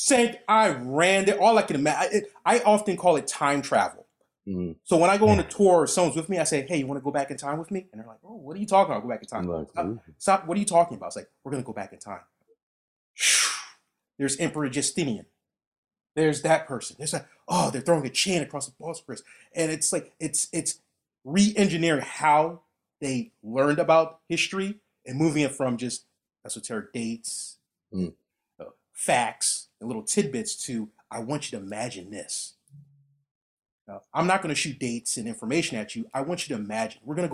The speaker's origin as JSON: {"language": "English", "country": "United States", "said": "I'm American"}